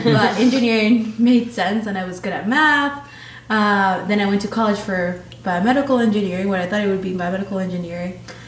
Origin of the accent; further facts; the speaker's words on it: Queens, New York, United States; also born or lived in Manizales, Colombia; And when I turned 12, right before I turned 12, my family moved to New York City, to Queens. So that's where I grew up.